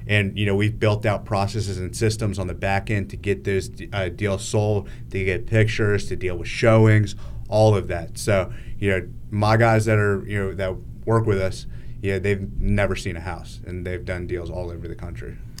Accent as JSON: {"language": "English", "region": "Northern Virginia", "country": "United States", "tie": "born or raised there", "moved": "as an adult", "said": "I grew up in Northern Virginia, and, um, Yeah, when I was living there, I lived there till I was twenty-four years old."}